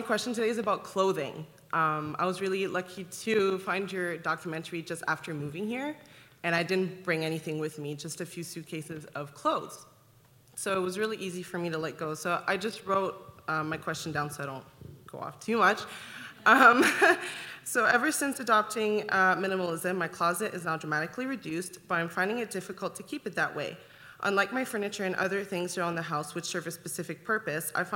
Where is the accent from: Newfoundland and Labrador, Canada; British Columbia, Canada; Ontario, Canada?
Ontario, Canada; Ottawa; moved away as an adult; now in Calgary, Canada; I'm originally from Ottawa, and I just moved to Calgary a couple years ago.